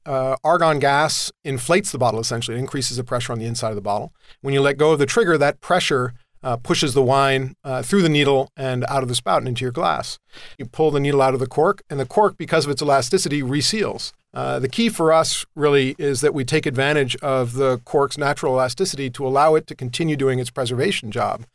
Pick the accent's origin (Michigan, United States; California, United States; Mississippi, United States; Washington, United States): California, United States; Southern; I grew up in Southern California